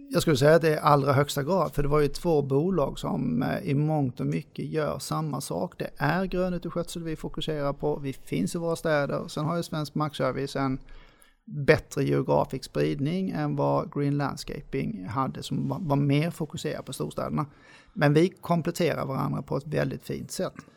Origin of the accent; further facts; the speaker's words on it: Lund, Skåne, Sweden; moved away as an adult; now in Gothenburg, Sweden; Jag är född och uppvuxen i Lund, så jag kommer från Skåne.